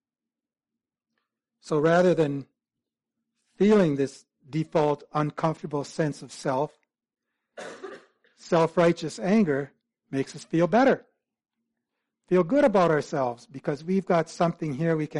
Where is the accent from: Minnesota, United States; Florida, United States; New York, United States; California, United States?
Minnesota, United States; Iron Range, northeastern; I grew up on the Iron Range in northeastern Minnesota